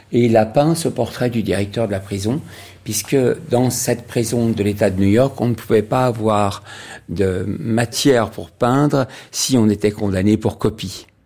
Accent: Paris, Île-de-France, France; also born or lived in Casablanca, Morocco; parce que moi, je suis né à Casablanca et elle est née à Rabat. Donc, on est tous les deux nés au Maroc, mais ma vie m'a emmené très tôt à Paris

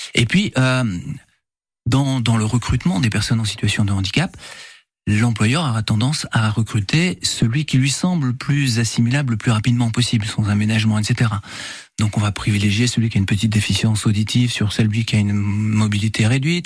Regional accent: France; on est français

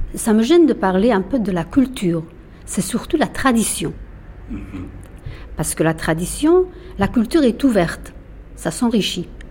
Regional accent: Afghanistan; first language Persian; French is a second language; moved away as an adult; now in France

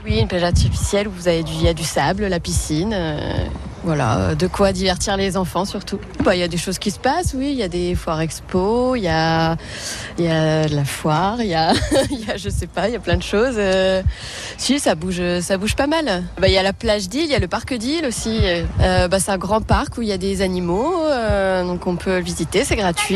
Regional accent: Saint-Quentin, Hauts-de-France, France; je viens de Saint-Quentin. Euh, bah, depuis que je suis née, je suis originaire de Saint-Quentin

